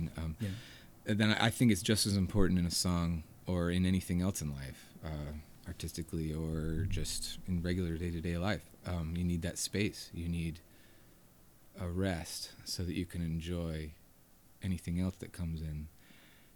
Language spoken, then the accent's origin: English; Hendersonville, North Carolina, United States; now in Asheville, United States; I grew up in Hendersonville, North Carolina, and came to Asheville often